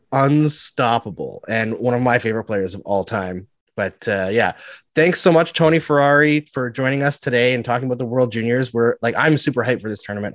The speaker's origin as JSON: {"language": "English", "country": "Canada", "said": "I'm Canadian."}